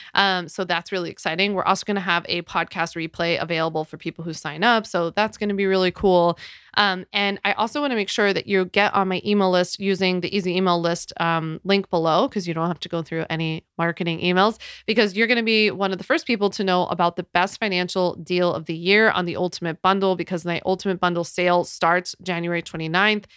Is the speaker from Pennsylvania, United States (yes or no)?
yes; Philadelphia, Pennsylvania, United States; I'm from Philly